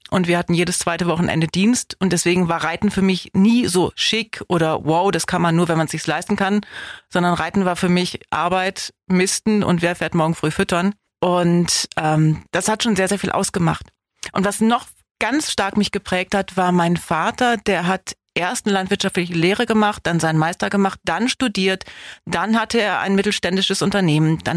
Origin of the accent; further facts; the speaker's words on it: Wallenhorst, Lower Saxony, Germany; now in Biberach, Germany; Osnabrück in einem schönen Ort namens Wallenhorst. Das hatte so 20.000 Einwohner